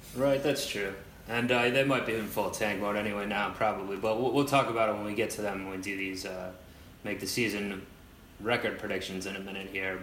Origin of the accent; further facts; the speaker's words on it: Cleveland, Ohio, United States; now in New York, United States; my hometown, like where I'm from, is Cleveland, obviously, but I've lived out here in New York